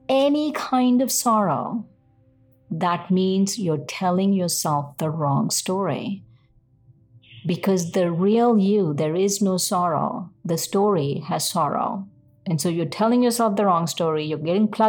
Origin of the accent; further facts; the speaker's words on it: India; I'm Indian